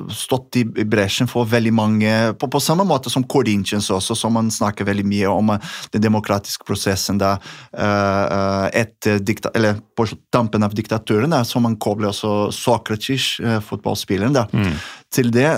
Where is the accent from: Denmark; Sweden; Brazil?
Brazil; moved away; det som jeg har vokst opp med i, i Brasil